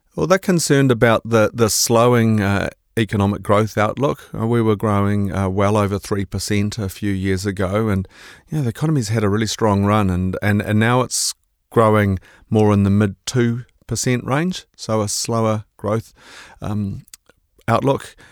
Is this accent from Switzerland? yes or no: no; Auckland, New Zealand; also born or lived in Te Puke; my life's largely been in Auckland, so I, I, I claim to be from Tipuki, but I guess I better call myself an Aucklander